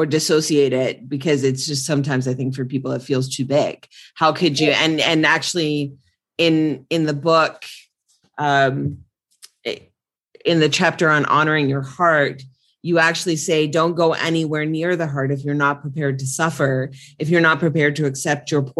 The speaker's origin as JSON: {"language": "English", "country": "New Zealand", "said": "I'm from New Zealand."}